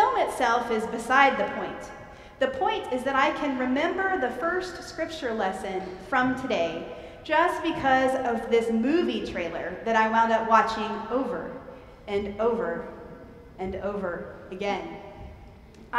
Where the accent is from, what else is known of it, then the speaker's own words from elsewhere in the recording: Monroe, Louisiana, United States; I grew up in Louisiana with my mom, dad, and younger brother of 3 years, David